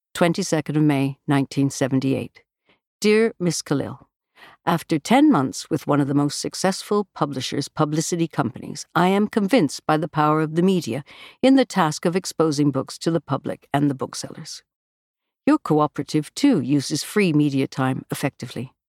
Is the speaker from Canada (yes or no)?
yes; Canada; moved away as an adult; now in United Kingdom; us Canadians abroad